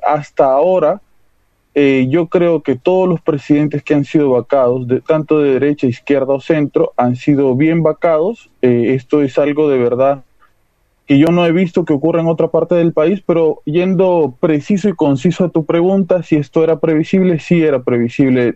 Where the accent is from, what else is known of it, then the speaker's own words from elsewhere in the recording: Peru; somos los peruanos